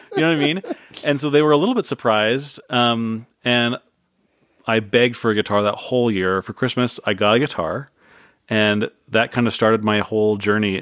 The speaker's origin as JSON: {"language": "English", "town": "San Jose", "region": "California", "country": "United States", "tie": "born or raised there", "said": "born and raised in San Jose"}